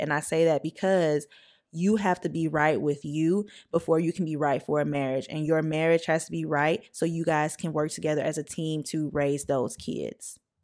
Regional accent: St. Francisville, Louisiana, United States; I grew up in Saint Francisville, Louisiana, very, very small town

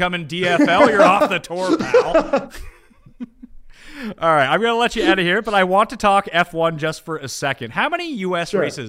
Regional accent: Canada; I'm Canadian.

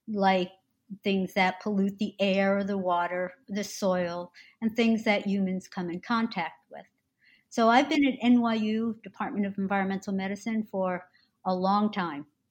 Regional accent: New Jersey, United States; I born and raised and remain in New Jersey

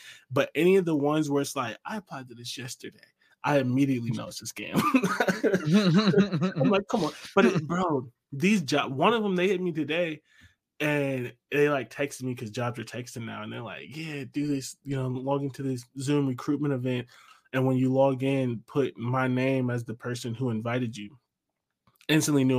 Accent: Ohio, United States; moved away as an adult; now in New York, United States

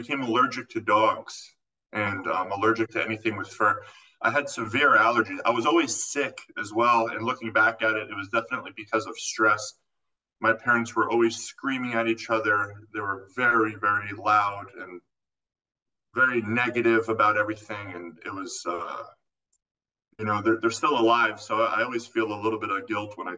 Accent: Florida, United States; moved away as an adult; also born or lived in California; I actually grew up in Florida

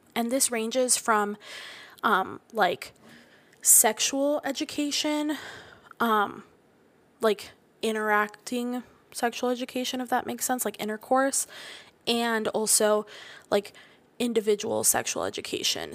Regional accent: Florida, United States; I'm from Florida

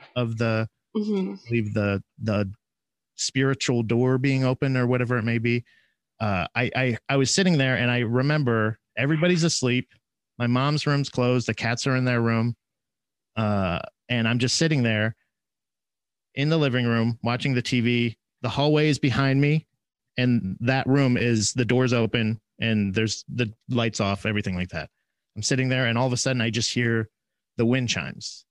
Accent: Florida, United States; moved away as an adult; I'm originally from Florida, so we we moved up here not uh, like six years ago

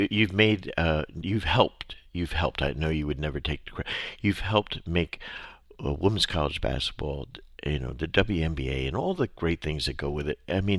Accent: New Jersey, United States; I'm growing up in New Jersey

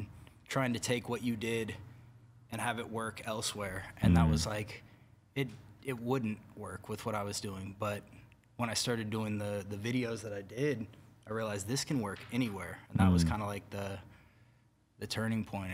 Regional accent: Bay Area, California, United States; I grew up in the Bay Area

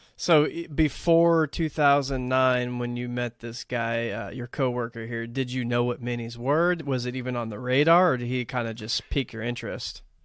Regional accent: Texas, United States; also born or lived in Los Angeles area, California; now in California, United States; growing up in Texas

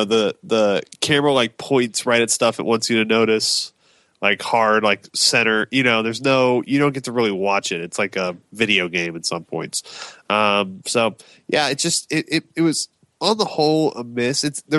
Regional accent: Texas, United States; as a Texan

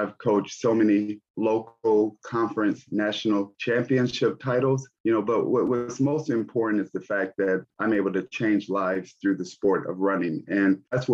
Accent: Gary, Indiana, United States; I'm from Gary, Indiana. And during that time, Gary was the homicide capital of the U.S. And so there was a lot of things that were going on during my childhood

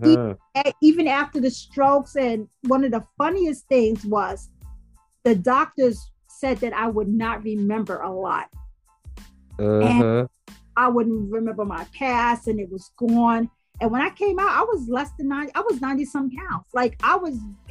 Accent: Louisiana, United States; moved away; also born or lived in Bronx, New York / North Carolina; I was raised in the South

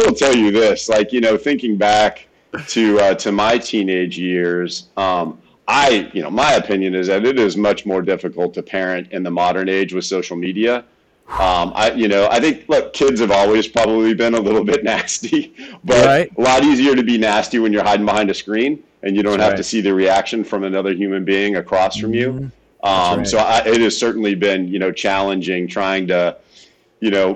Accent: Fairfield, California, United States; moved away as an adult; now in Austin, United States; I was born in Northern California, a town called Fairfield, where Travis Air Force Base is. So my dad was an Air Force guy for 22 years. So I was born on the base there, born and raised, and then spent the first 25 years of my life in Northern California

